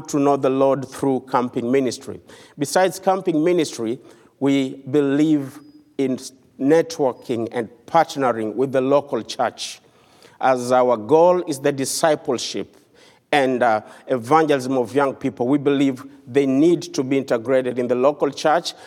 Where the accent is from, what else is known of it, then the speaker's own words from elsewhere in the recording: Kenya; I come from the country of Kenya